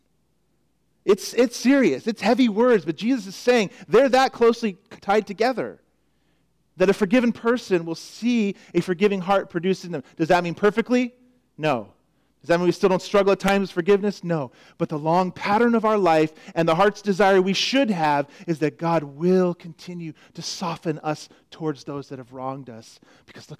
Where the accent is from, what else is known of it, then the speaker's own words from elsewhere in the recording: Florida, United States; moved away; Growing up in Florida, it was just a known fact that lurking under many water surfaces could be an alligator. You just knew it. You grew up there. I saw many when I lived there. I was only there 5 years, 6 years